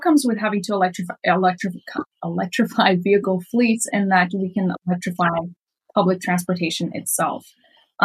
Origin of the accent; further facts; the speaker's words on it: Miami, Florida, United States; I grew up in Miami